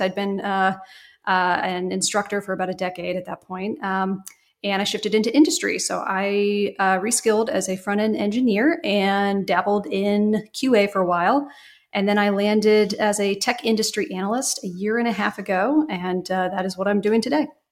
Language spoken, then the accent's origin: English; Cincinnati, Ohio, United States; moved away as an adult; also born or lived in Pittsburgh / Atlanta; living in my hometown of Cincinnati